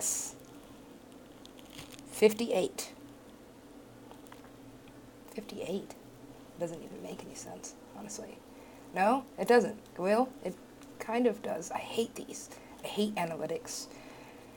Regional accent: West Coast, United States; I'm from the West Coast

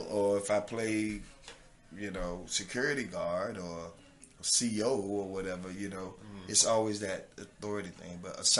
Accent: the South, United States; accent: southern; my southern accent sometimes kind of, you know, I got to spell it for people sometimes.

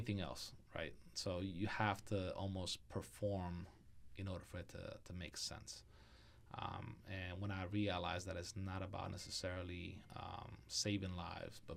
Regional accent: Philadelphia, Pennsylvania, United States; now in Florida, United States; Growing up in Philadelphia

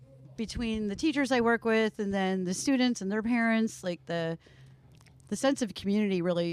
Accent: Media, Pennsylvania, United States; moved away as an adult; Grew up in Delco.

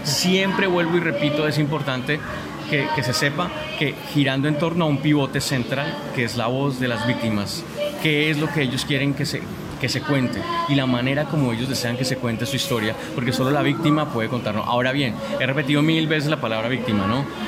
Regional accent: Colombia

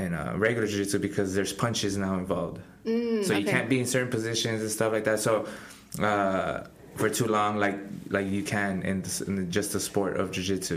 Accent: Pharr, Texas, United States; I fight professionally and I'm from Far, Texas

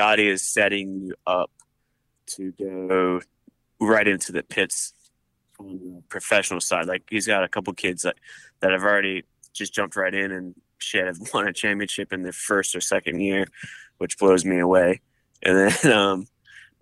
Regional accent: Maryland, United States; I grew up in Maryland

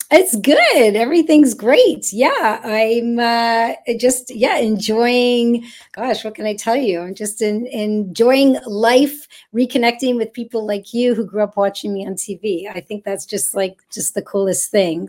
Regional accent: Montreal, Quebec, Canada; moved away as an adult; now in Toronto, Canada; I was actually born in Toronto, and then I moved to Montreal when I was one year old.

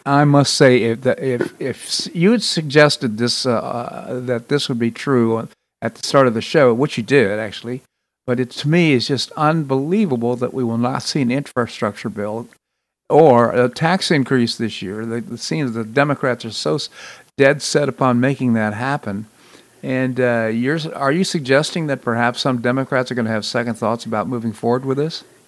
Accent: Washington, District of Columbia, United States; I grew up in Washington, D.C.

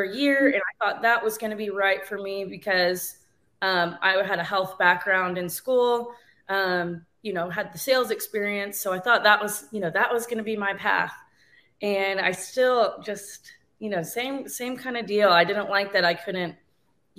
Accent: North Carolina, United States; now in San Angelo, United States; I guess I'm originally from North Carolina

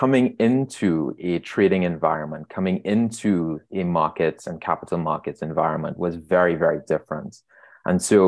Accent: Trinidad & Tobago; moved away as an adult; now in Toronto, Canada; As you can hear in my voice, I was born and raised in Trinidad and Tobago

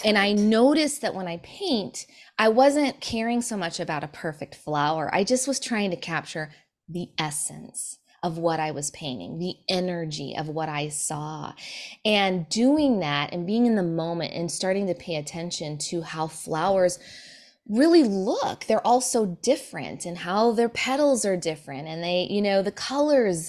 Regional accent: Sioux City, Iowa, United States; moved away; We grew up in Sioux City, Iowa

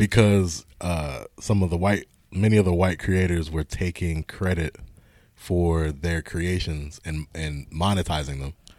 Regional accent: Pittsburgh, Pennsylvania, United States; I'm from Pittsburgh. Family's from, mom's family is from Aliquippa

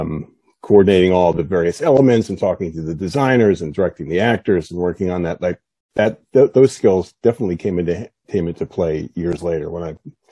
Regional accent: South Plainfield, New Jersey, United States; That is correct. Yes, that's my hometown.

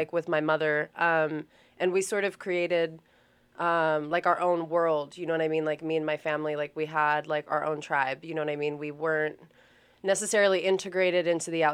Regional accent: Fresno, California, United States; also born or lived in Minnesota; now in Utah, United States; I am from California. Originally, I was born and raised there, and me and my family moved out to Utah

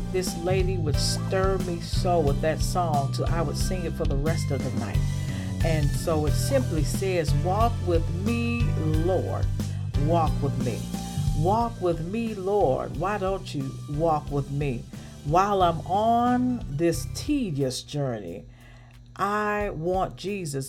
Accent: the South, United States; growing up in the South and at my grandmother's church

